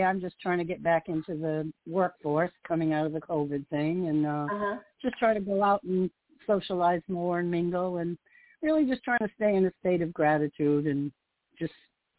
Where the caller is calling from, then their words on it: Florida, United States; from Florida.